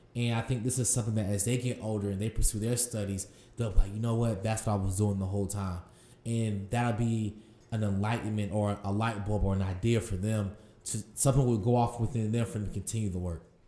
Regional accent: Durham, North Carolina, United States; I'm from Durham, North Carolina. Uh, as I grew up in the city

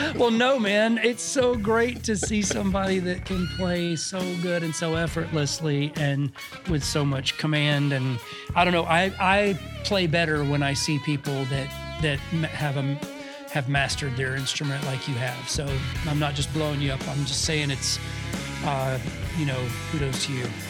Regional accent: Georgia, United States; also born or lived in Los Angeles, United States; now in Nashville, United States; I'm from Georgia, and I go back down there a lot to see my, my family

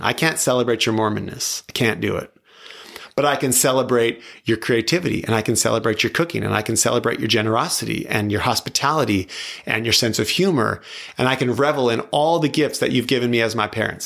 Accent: New Mexico, United States; moved away; also born or lived in Tri-Cities, Washington / Palm Springs, California; I grew up in, I grew up in New Mexico, but I was in Washington, Eastern Washington

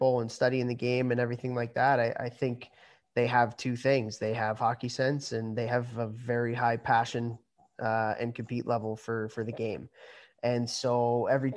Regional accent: Chicago, Illinois, United States; moved away as an adult; Born and raised in Chicago

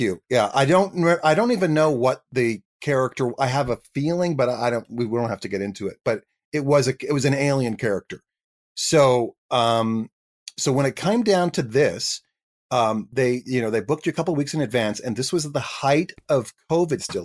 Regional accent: Canada; I was an actor from Canada

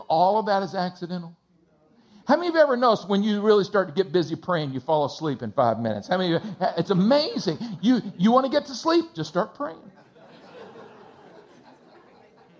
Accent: Texas, United States; I grew up in a small town in between San Antonio and Austin, Texas

